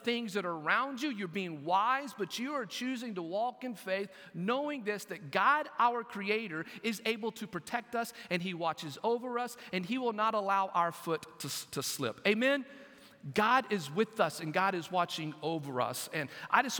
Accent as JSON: {"language": "English", "town": "Lamesa", "region": "Texas", "country": "United States", "tie": "born or raised there", "moved": "yes", "lives_now": "Brunswick, Georgia, United States", "said": "Growing up in West Texas, my extended family, my aunts, my uncles, my cousins, it was a large family"}